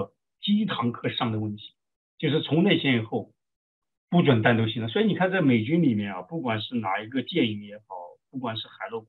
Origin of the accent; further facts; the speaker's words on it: China; now in United States; 像我从国内来的。